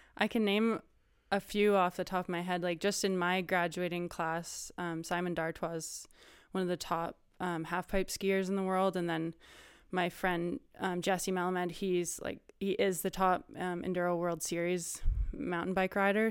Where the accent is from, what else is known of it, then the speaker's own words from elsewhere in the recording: Whistler, British Columbia, Canada; also born or lived in North Vancouver; I grew up in Whistler, BC. I was actually born in North Vancouver